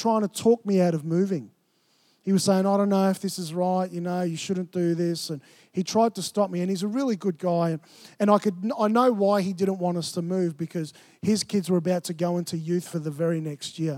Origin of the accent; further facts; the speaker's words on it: Melbourne, Victoria, Australia; moved away as an adult; I grew up in Melbourne